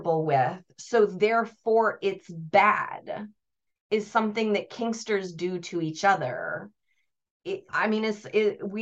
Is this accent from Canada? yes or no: no; United States; I'm American